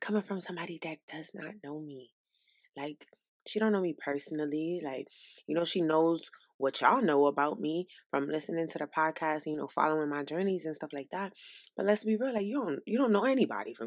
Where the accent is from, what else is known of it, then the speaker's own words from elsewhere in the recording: New York City, New York, United States; now in South Carolina, United States; I'm from New York City. Brooklyn, New York, to be specific